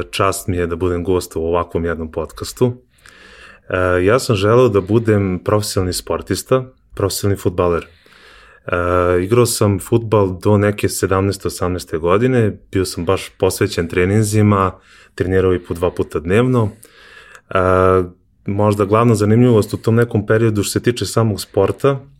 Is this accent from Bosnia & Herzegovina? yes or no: no; Kovin, Vojvodina, Serbia; pošto je moj otac vlasnik fotografske radnje u Kovinu, ja sam iz Kovina